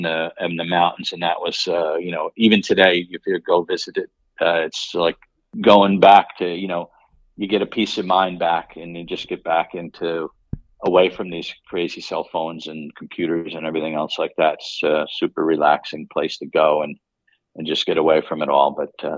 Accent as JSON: {"language": "English", "town": "Newburgh", "region": "New York", "country": "United States", "tie": "born or raised there", "said": "Born and raised in Newburgh, New York, which is about 60 miles north of New York City"}